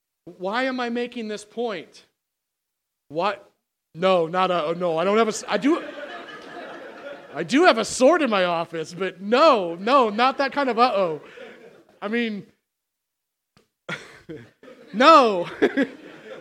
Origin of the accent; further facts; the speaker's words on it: United States; I'm American as you are.